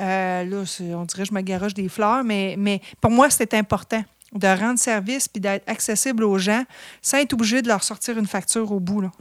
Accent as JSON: {"language": "French", "town": "Drummondville", "region": "Quebec", "country": "Canada", "tie": "born or raised there", "also_born_or_lived": "Montreal / Sherbrooke", "said": "je suis native de Drummondville"}